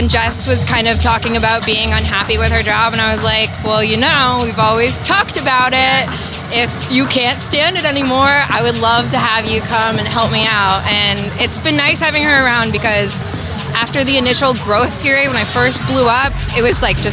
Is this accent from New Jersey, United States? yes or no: no; San Francisco, California, United States; now in New Orleans, United States; And I'm from San Francisco.